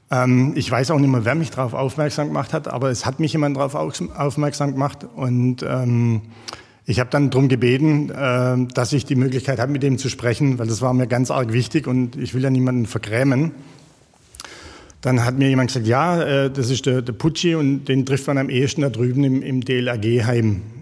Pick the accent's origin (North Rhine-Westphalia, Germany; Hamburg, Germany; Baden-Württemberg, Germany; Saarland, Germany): Baden-Württemberg, Germany; Jagsthausen-Olnhausen; Du sagst es, ich komme aus dem Jagstal. Ähm, in Jagsthausen-Ollenhausen, so ein kleiner Teilort mit 300 Einwohnern, bin ich groß geworden.